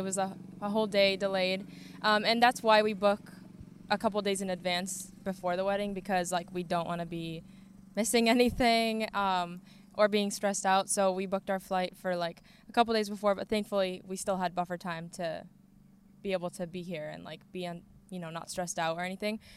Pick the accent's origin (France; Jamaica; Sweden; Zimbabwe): Sweden; now in Plymouth, United States; I grew up in Sweden